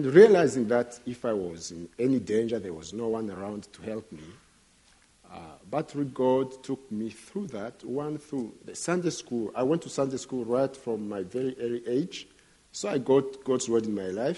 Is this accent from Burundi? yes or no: yes; Burundi; first language Kirundi; English is a second language; my native language, which is Kirundi